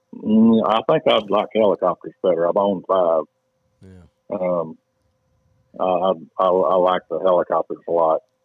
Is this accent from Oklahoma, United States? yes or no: no; Paris, Tennessee, United States; also born or lived in Houston; I grew up right here, and you know, uh, in in this little town